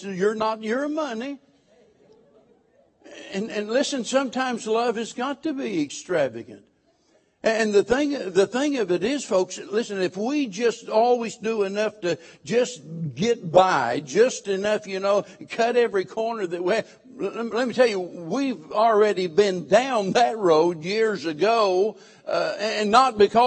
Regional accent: Missouri, United States; moved away; I come from Missouri, and I butcher the King's English

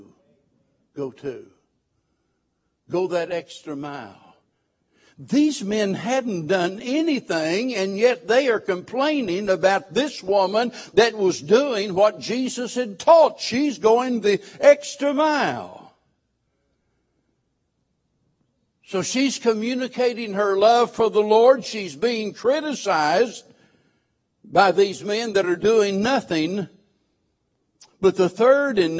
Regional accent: Missouri, United States; moved away; I come from Missouri, and I butcher the King's English

